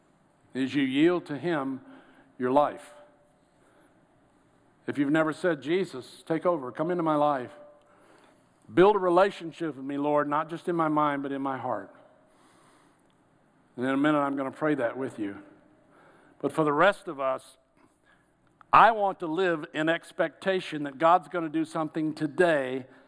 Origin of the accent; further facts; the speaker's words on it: Georgia, United States; I'm from Georgia